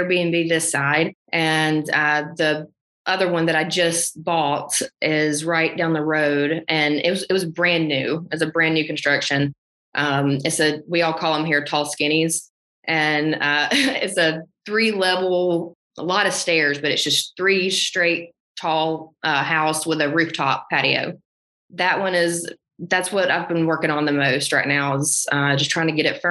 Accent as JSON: {"language": "English", "region": "Alabama", "country": "United States", "tie": "born or raised there", "moved": "as an adult", "lives_now": "Nashville, United States", "said": "I've never moved away from my small town. And then I moved to Nashville from Alabama"}